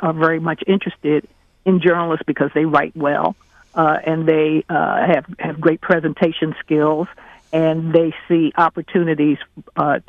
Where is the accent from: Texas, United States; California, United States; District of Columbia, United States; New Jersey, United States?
District of Columbia, United States; Washington; also born or lived in Baltimore; I went to the Washington Star, which is my one of my hometown papers. I'm a D.C. girl